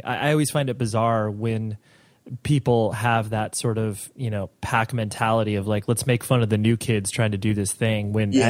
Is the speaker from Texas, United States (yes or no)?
no; Las Vegas, Nevada, United States; born there; I was born in Vegas, and a lot of people have the impression of Vegas